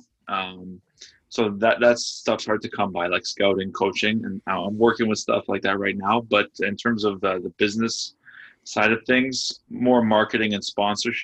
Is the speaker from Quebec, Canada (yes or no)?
no; Toronto, Ontario, Canada; also born or lived in London, Ontario; I'm from Toronto, Ontario